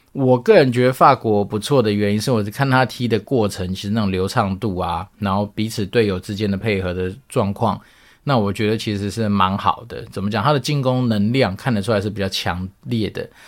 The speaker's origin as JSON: {"language": "Chinese", "country": "Taiwan", "said": "那据说台湾运彩它收了我们台湾人的钱之后"}